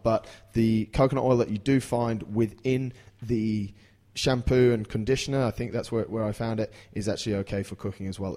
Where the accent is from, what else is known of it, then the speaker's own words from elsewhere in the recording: England, United Kingdom; I'm from England